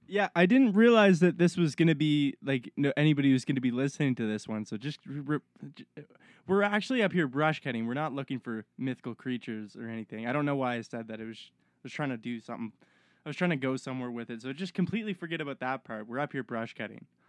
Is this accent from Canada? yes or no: yes; Halifax, Nova Scotia, Canada; now in British Columbia, Canada; I'm from Halifax, Nova Scotia.